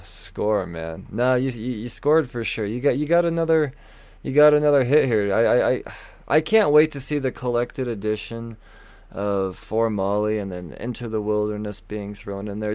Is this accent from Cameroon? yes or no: no; United States; We're American humans